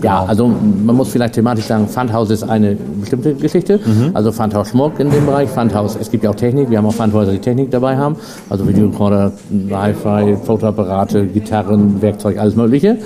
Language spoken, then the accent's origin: German; Norden, Lower Saxony, Germany; ich komme ja aus Norden Ostfriesland